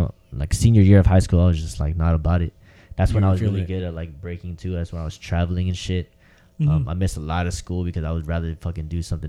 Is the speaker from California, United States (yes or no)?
yes; San Diego, California, United States; Me and Joe, because we're all from Southeast and shit.